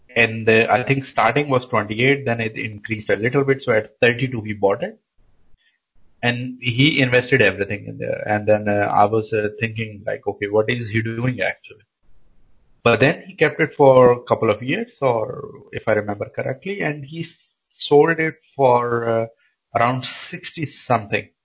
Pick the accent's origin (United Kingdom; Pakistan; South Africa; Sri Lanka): Pakistan; moved away as an adult; now in Denmark; I come from Pakistan and I've been in Denmark for almost nine years now